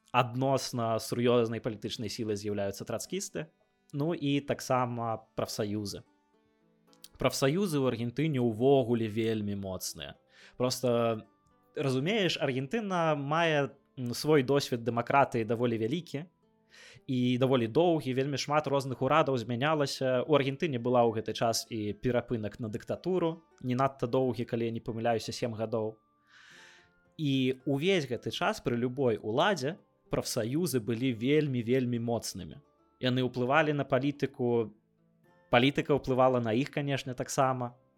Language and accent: Belarusian; Belarus; я беларус